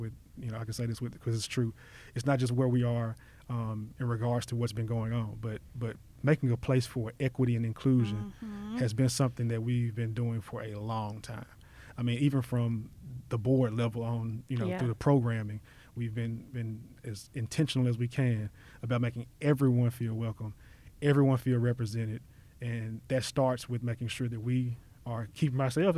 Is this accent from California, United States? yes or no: no; Memphis, Tennessee, United States; I keep on saying South Memphis, but I was born and raised in Whitehaven.